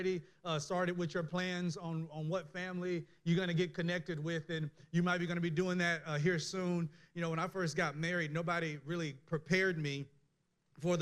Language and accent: English; Mississippi, United States; I was born in Mississippi